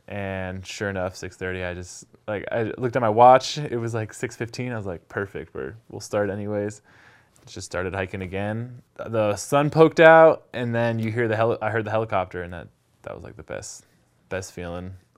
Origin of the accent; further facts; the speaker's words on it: San Diego, California, United States; moved away as an adult; now in Jackson Hole, United States; and I grew up in San Diego.